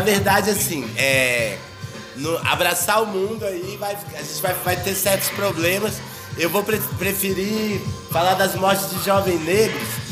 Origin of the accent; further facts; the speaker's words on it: Brazil; eu sou brasileiro